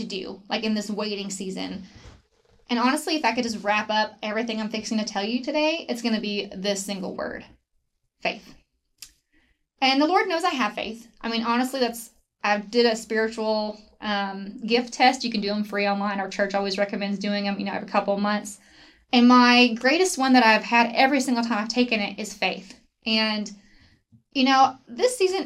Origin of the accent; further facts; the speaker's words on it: Grapevine, Texas, United States; also born or lived in Abilene, Texas / Weatherford, Texas; I grew up in a church called Gateway in near Grapevine